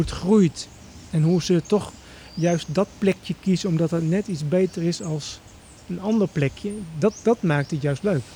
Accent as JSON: {"language": "Dutch", "town": "Emmen", "region": "Drenthe", "country": "Netherlands", "tie": "born or raised there", "said": "ik ben opgegroeid in Emmen"}